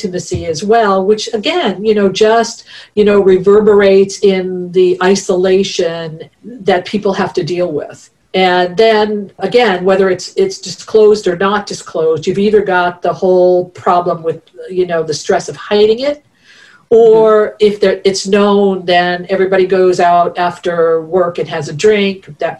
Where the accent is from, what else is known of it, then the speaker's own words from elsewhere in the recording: East Coast, United States; I'm a Italian from the East Coast and my son is like 5'5", right?